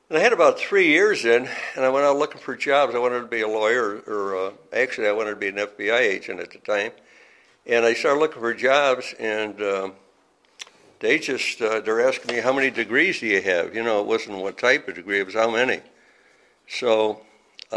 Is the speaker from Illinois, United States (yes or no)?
yes; Chicago, Illinois, United States; moved away as an adult; I was born and raised in Chicago, and never been out of that city